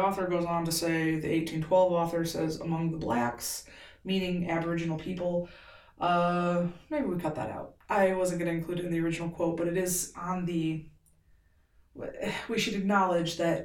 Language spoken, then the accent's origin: English; Benton Harbor, Michigan, United States; we're a family from Benton Harbor.